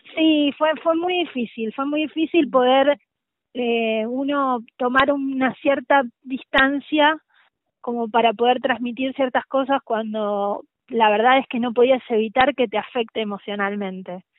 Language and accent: Spanish; La Pampa, Argentina; moved away as an adult; now in Buenos Aires, Argentina; yo soy de La Pampa